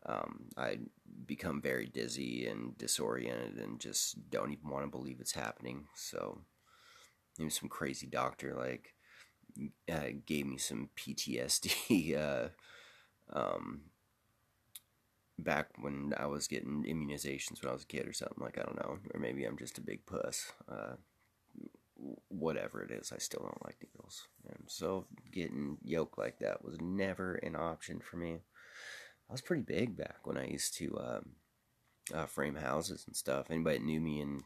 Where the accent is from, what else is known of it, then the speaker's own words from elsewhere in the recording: Seattle, Washington, United States; I'm from Seattle.